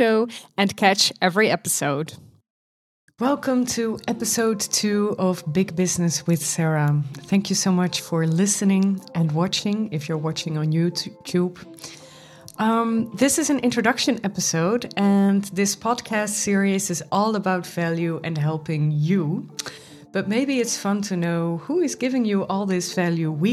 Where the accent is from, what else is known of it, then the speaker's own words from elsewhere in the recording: Goes, Zeeland, Netherlands; now in Amsterdam, Netherlands; I was born in Goes, which is in the Netherlands, in the south of the Netherlands. And my mother raised me alone